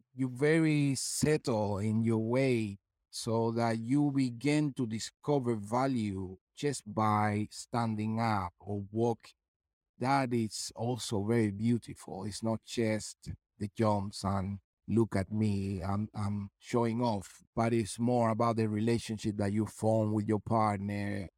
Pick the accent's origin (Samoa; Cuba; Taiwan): Cuba; moved away; also born or lived in London; that kid that I was coming from Cuba and now a principal dancer and a guest star in the Royal Opera House